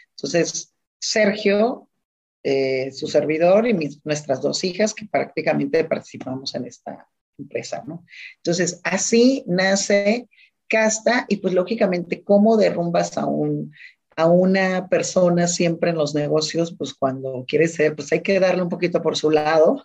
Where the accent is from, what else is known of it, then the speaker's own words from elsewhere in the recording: Ensenada, Baja California, Mexico; yo soy de Ensenada